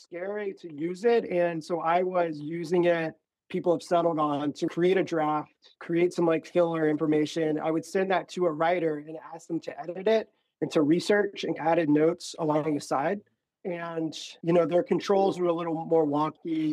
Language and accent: English; Florida, United States; I'm from Florida.